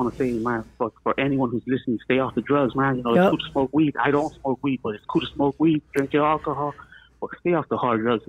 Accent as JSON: {"language": "English", "town": "Los Angeles", "region": "California", "country": "United States", "tie": "born or raised there", "also_born_or_lived": "Silver Lake, Los Angeles", "moved": "yes", "lives_now": "San Diego, United States", "said": "I was born and raised in Silver Lake and ended up growing up in Eagle Rock, 1941."}